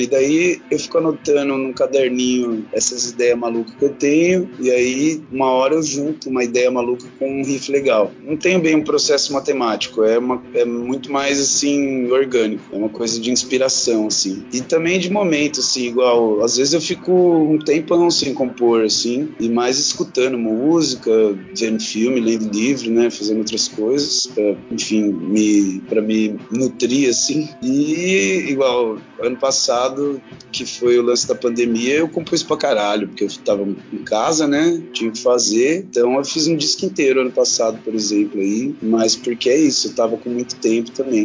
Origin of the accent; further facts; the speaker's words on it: São Paulo, Brazil; moved away; eu venho de São Paulo, capital, né? Nasci, e cresci lá